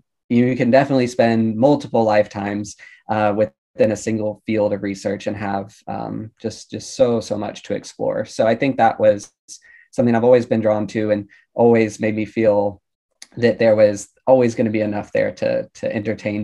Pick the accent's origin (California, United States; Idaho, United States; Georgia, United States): Georgia, United States; moved away as an adult; now in Baltimore, United States; I'm originally from Georgia